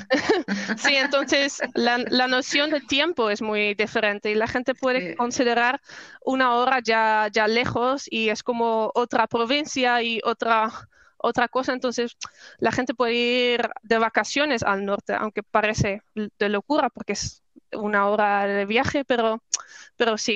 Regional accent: Netherlands; Spanish is a second language; also born or lived in Spain; quería irme de mi pueblo, quería irme de Holanda

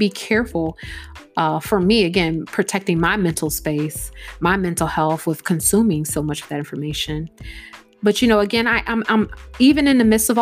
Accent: United States; Black people here in America

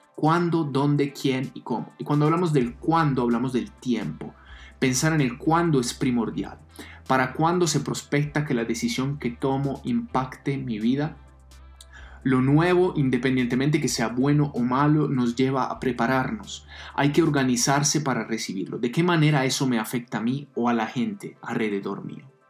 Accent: Italy; now in Colombia; Soy italiano

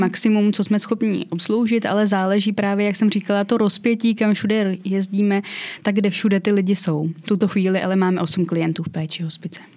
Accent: Tachov, Plzeň Region, Czechia; moved away as an adult; now in Cheb, Czech Republic; Narodila jsem se v Tachově v Plzeňském kraji a teď bydlím v Chebu v Karlovarském kraji.

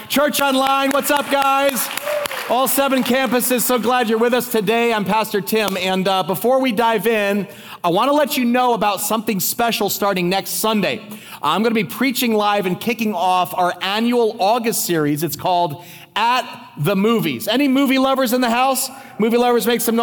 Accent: New Jersey, United States; we're both from New Jersey

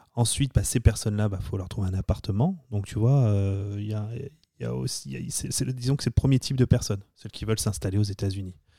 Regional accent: France; accent: French; moved away as an adult; now in United States; Tu viens d'arriver, euh, tu as 24 ans, et puis tu t'essayes de parler euh, avec ton accent français à des Américains

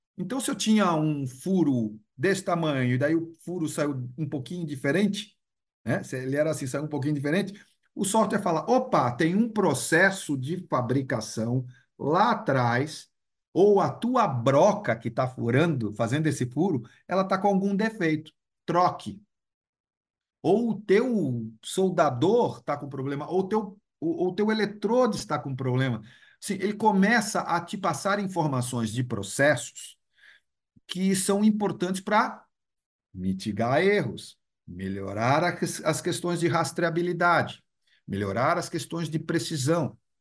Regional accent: Brazil; Eu sou brasileiro

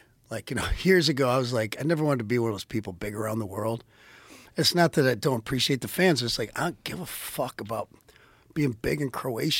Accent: Dearborn, Michigan, United States; I was born in Dearborn, Michigan.

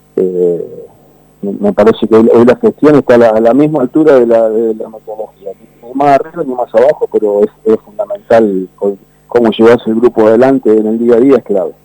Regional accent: Banfield, Buenos Aires Province, Argentina; acá se respira Banfield en el barrio. El, vecino de enfrente, un contador, Eduardo Rato

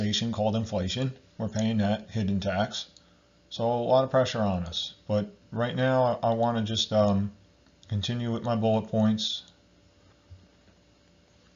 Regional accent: United States; I'm from America

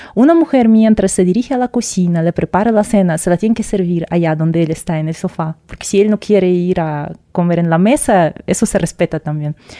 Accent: Russia; Spanish is a second language; moved away as an adult; also born or lived in Moscow; now in Mexico

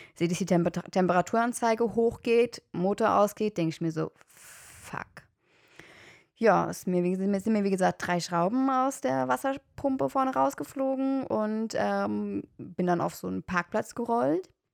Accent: Germany; ich komme aus Deutschland

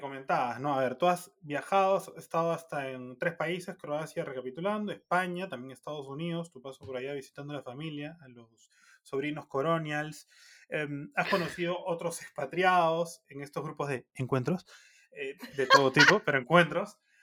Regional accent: Peru; como peruanos

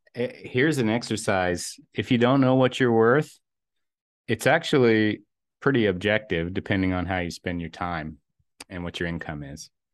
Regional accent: eastern Kentucky, United States; growing up in a, a, uh, fairly rural area of eastern Kentucky

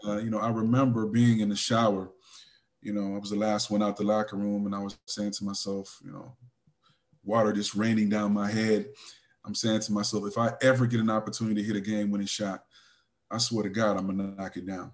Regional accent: California, United States; I'm from California

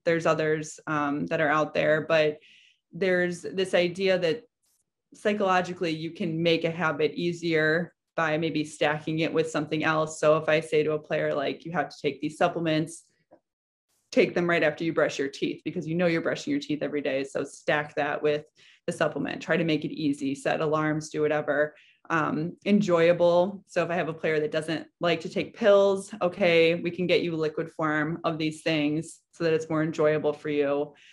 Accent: Chicago, Illinois, United States; also born or lived in Massachusetts; I grew up in Chicago, so I knew, that's home for me

